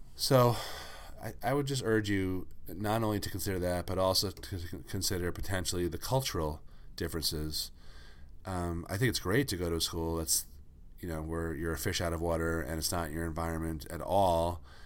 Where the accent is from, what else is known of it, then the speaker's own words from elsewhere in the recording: Northeast, United States; I grew up in the Northeast.